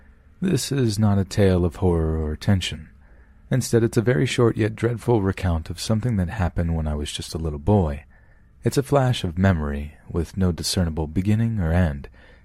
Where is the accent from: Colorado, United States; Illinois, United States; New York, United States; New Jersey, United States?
New York, United States; New York City; I grew up in Washington Heights in New York City, essentially the Upper West Side of Manhattan. I was a 90s kid, born in the mid-80s. Now, I'm not sure about how it is now because I live in a different state